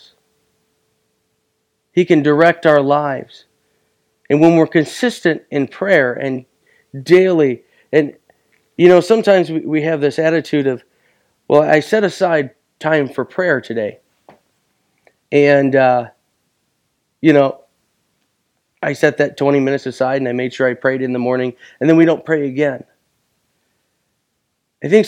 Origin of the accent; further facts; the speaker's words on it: Buckley, United States; moved away; also born or lived in Arizona; I will always be a boy that was born and raised in Buckley.